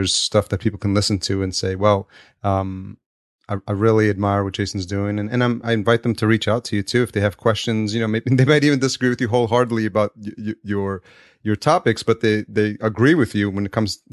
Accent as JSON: {"language": "English", "region": "New York", "country": "United States", "tie": "born or raised there", "moved": "yes", "lives_now": "California, United States", "said": "I grew up in New York"}